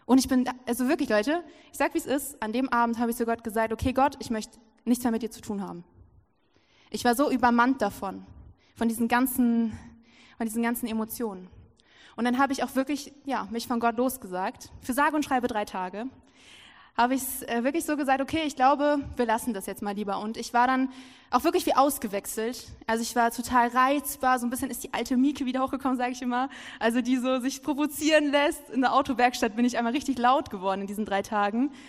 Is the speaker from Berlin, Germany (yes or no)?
no; Lower Saxony, Germany; Und so saß ich da in meiner Heimat, in der Nähe von Hannover ist das, und ich saß da so, war so übelst verzweifelt.